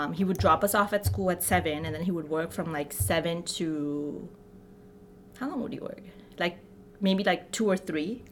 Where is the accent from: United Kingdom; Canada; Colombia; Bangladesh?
Bangladesh; moved away; my hometown, which was, like, a two-hour village away from the city that we lived in.